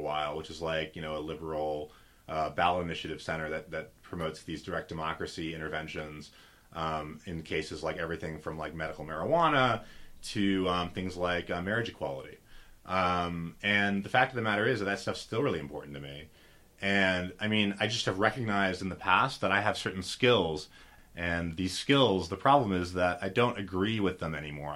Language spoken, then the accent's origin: English; San Francisco Bay Area, California, United States; I'm from the San Francisco Bay Area